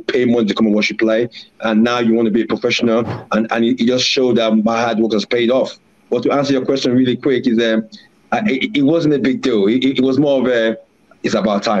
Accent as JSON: {"language": "English", "town": "Warri", "region": "Delta", "country": "Nigeria", "tie": "born or raised there", "also_born_or_lived": "London", "moved": "yes", "said": "I grew up in a town where football was bread and butter, which is Warri in Nigeria. So I really, even though I was born in London, I grew up in a very hard city."}